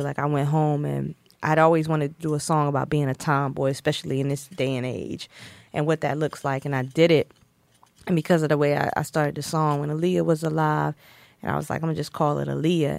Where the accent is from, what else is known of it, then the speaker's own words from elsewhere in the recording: Snow Hill, North Carolina, United States; I'm from Snow Hill, North Carolina